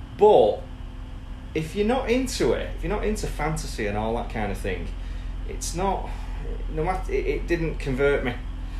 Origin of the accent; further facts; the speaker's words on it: St Helens, North West England, United Kingdom; I am from God's country, also known as St. Helens.